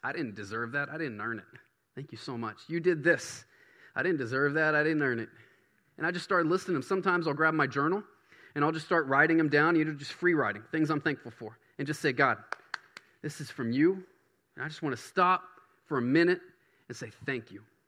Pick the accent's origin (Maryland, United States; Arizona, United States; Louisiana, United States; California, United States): Louisiana, United States; Baton Rouge; now in Bangor, United States; I grew up in Baton Rouge